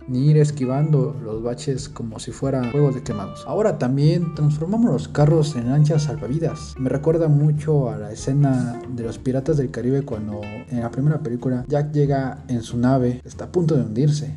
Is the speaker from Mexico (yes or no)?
yes; Mexico; así somos los mexicanos, alegres y simpáticos